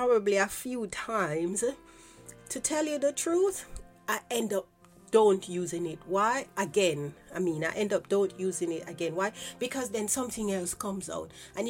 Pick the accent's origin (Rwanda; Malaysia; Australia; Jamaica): Jamaica; growing up in Jamaica